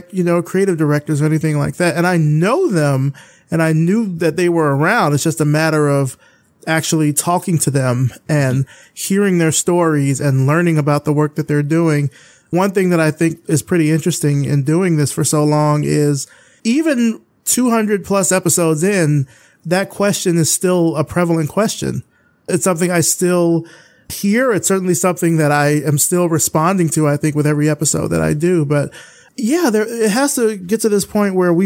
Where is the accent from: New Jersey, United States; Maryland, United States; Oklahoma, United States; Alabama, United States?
Alabama, United States; Selma; moved away as an adult; now in Atlanta, United States; I'm from rural Alabama. I'm from Selma, Alabama